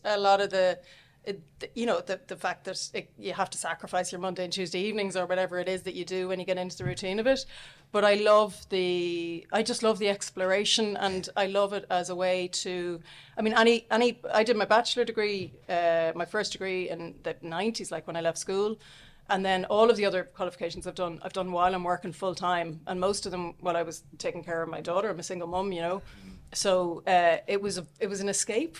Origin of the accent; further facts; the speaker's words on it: Dublin, Leinster, Ireland; also born or lived in Australia / Southampton, England; I'm from Dublin, although I grew up in England for a few years